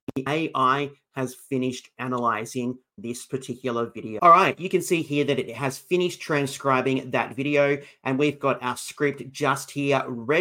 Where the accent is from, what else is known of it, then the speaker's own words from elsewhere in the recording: Australia; I'm from Australia